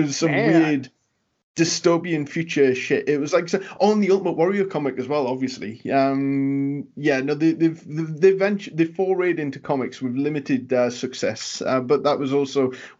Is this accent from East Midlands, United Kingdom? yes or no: no; Newcastle upon Tyne, North East England, United Kingdom; now in United States; my accent over time has kind of been softened and flattened a little because I need Americans to understand me. Because otherwise, I'm basically from the same city as Pac. And you know how strong his accent is. Yeah, Newcastle.